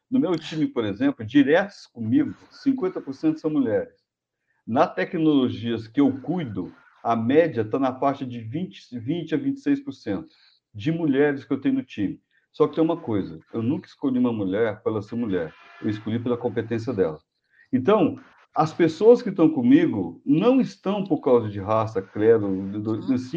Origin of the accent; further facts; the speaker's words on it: Brazil; eu sou brasileiro de natureza. Assim, é outra coisa, sou engenheiro e brasileiro. Então, por exemplo, assim, eu, eu tenho muito orgulho de ser brasileiro.